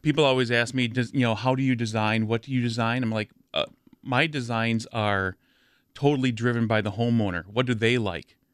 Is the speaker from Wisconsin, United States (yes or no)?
yes; near Madison, Wisconsin, United States; also born or lived in Milwaukee, Wisconsin; I grew up near Madison.